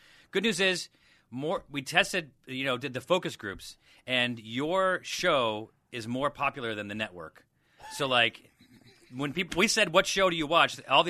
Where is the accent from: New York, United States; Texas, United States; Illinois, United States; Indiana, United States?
New York, United States; Syracuse; now in Los Angeles, United States